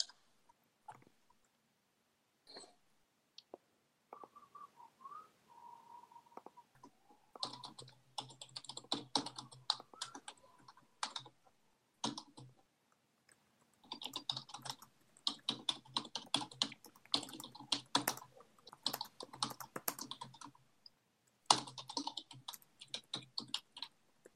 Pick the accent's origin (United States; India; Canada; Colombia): Canada; being a Canadian